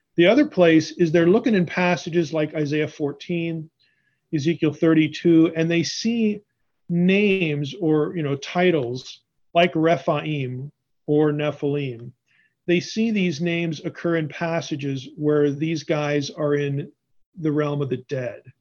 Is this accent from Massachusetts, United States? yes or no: no; Pennsylvania, United States; moved away as an adult; also born or lived in Madison, Wisconsin; I'm originally from Pennsylvania